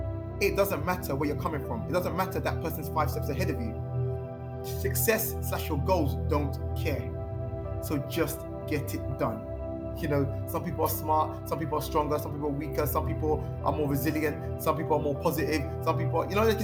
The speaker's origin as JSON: {"language": "English", "region": "London", "country": "United Kingdom", "tie": "born or raised there", "also_born_or_lived": "Earls Court / Neasden / Kingsbury / Kilburn", "said": "From when I was 10 years old, I grew up in Camden, like Gospel Oak, which is in Camden"}